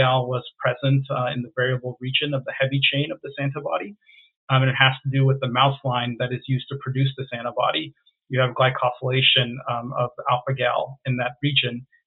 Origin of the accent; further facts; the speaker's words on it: Virginia, United States; moved away as an adult; now in Washington, United States; But I grew up in Virginia. Virginia is where I call home